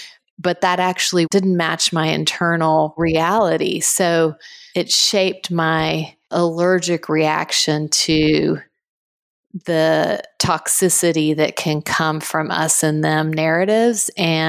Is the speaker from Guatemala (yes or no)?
yes; Guatemala; Yes, I was born in Guatemala and grew up there. My family spent about 30 years down there total. So it's home and very much shaped us.